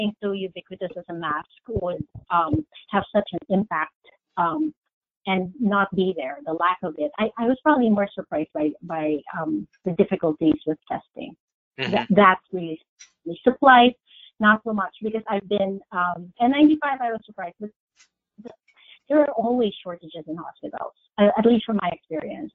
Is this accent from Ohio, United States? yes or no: no; New York City, New York, United States; I'm a New Yorker